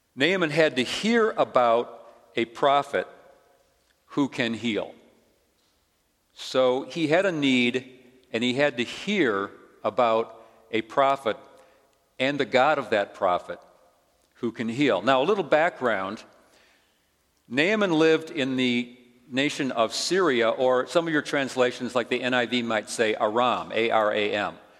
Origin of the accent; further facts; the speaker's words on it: Chicago, Illinois, United States; moved away as an adult; also born or lived in Olympia, Washington; Grew up in Chicago, but had lived in the West for, for a couple of years.